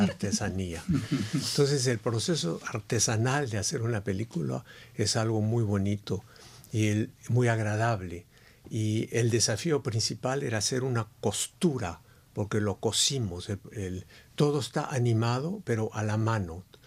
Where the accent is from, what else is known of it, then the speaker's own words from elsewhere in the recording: Peru; moved away; vengo de un país que es indio. Entonces el Perú es, es, es un país fabuloso